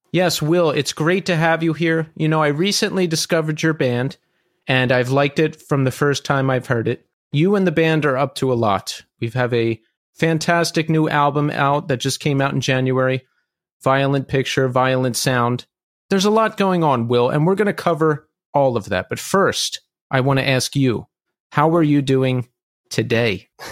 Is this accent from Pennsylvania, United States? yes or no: yes; Philadelphia, Pennsylvania, United States; moved away; I'm from Philly originally